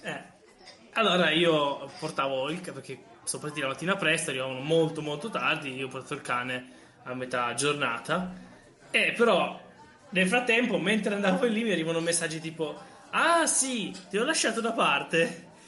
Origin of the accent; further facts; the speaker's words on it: Lombardy, Italy